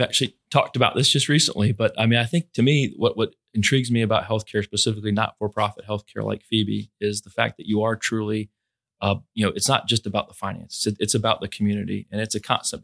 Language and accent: English; Fort Myers, Florida, United States; moved away as an adult; also born or lived in Tallahassee, Florida; now in Albany, United States; I was born in Fort Myers, Florida, um, about forty-two years ago